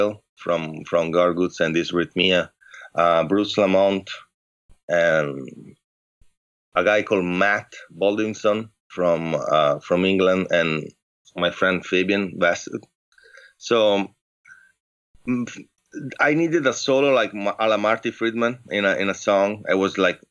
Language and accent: English; Padua, Veneto, Italy; English is a second language; moved away as an adult; now in San Francisco, United States; I'm from the northeast of Italy, a city close to Venice. called Padua